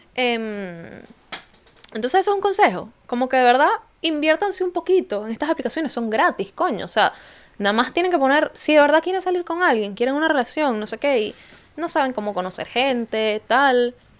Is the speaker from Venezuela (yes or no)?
yes; Venezuela; now in London, United Kingdom; venezolana, viviendo en Londres